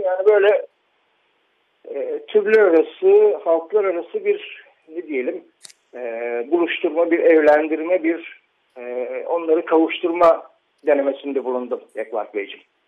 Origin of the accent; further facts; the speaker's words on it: İzmir, Turkey; çocukluğum İzmir'de geçti benim.